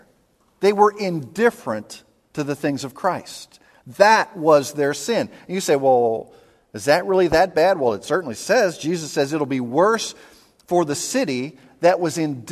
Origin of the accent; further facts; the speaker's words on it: Pittsburgh, Pennsylvania, United States; growing up in Pittsburgh